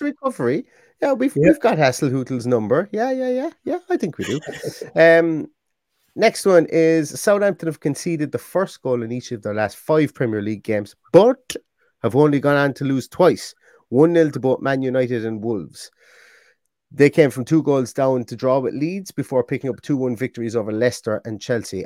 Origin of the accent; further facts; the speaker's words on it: Limerick, Munster, Ireland; I'm from Limerick